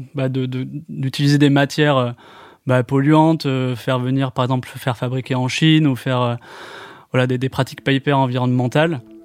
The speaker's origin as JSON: {"language": "French", "town": "Bordeaux", "region": "Nouvelle-Aquitaine", "country": "France", "also_born_or_lived": "Barcelona / Paris / Montreal", "moved": "as an adult", "said": "je suis de Bordeaux à la base et puis euh, je suis passé par euh, Barcelone"}